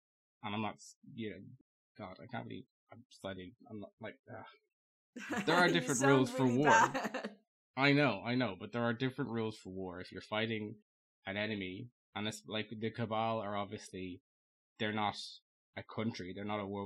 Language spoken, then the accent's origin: English; Ireland; I'm Irish